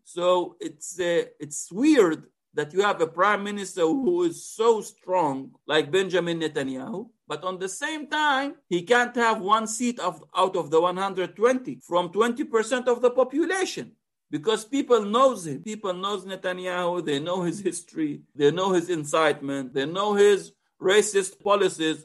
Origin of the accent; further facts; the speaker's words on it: Israel; we, the Palestinians in Israel